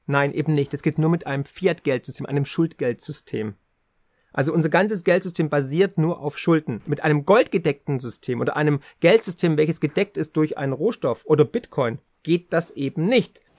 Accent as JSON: {"language": "German", "region": "Swabia", "country": "Germany", "said": "für mich als Schwabe"}